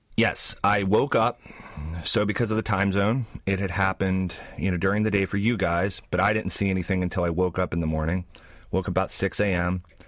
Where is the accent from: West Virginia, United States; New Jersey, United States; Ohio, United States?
West Virginia, United States; moved away as an adult; now in New Zealand; I grew up in West Virginia